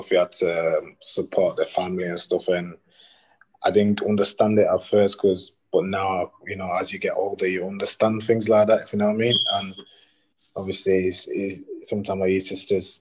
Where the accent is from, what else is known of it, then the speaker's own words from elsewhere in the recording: Leeds, Yorkshire and the Humber, United Kingdom; I'm from Leeds